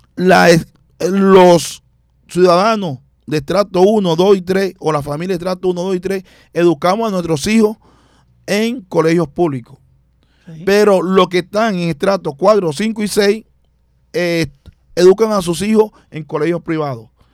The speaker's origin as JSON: {"language": "Spanish", "town": "Barranquilla", "region": "Atlántico", "country": "Colombia", "tie": "born or raised there", "said": "nací en el barrio Bajo Valle, me crié en Mequejo eh, vivo actualmente en el suroccidente, en Buena Esperanza"}